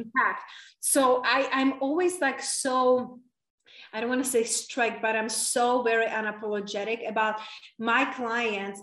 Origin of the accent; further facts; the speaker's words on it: Czechia; English is a second language; moved away as an adult; also born or lived in London / Spain; now in United States; It's from very small town in Czech Republic. That's where I was raised and born, and that's where I stay until I was 20 years old